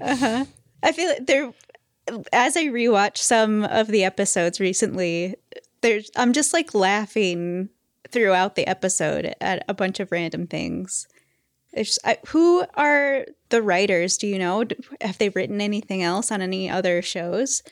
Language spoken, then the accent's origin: English; Michigan, United States; I come from Michigan. That's where they make the cars.